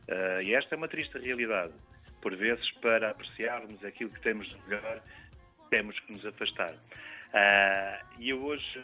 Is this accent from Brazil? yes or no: no; Azores, Portugal; Quando nós habitamos nos Açores, a nossa terra é o nosso local que o nosso bairrismo protege de forma visceral. Quando estamos fora, a nossa terra passa a ser os Açores todos